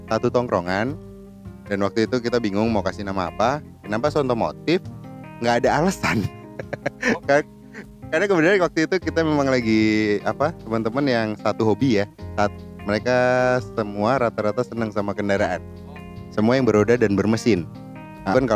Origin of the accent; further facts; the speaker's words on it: Semarang, Central Java, Indonesia; Eh, jadi sorry kalau bahasanya campur-campur karena kita memang dari Semarang semua